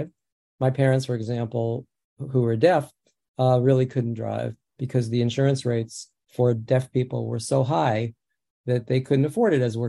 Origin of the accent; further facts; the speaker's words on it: New York City, New York, United States; first language American Sign Language; I grew up in the Bronx.